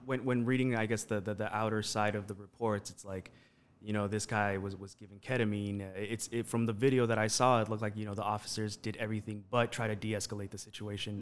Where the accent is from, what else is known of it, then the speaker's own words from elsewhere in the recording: Los Angeles, California, United States; moved away as an adult; now in Las Vegas, United States; growing up in East L